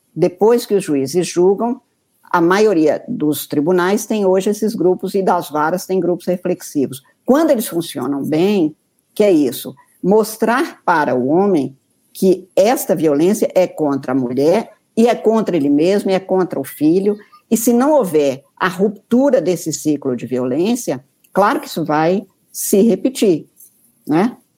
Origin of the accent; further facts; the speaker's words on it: north of Minas Gerais, Brazil; eu sou do norte de Minas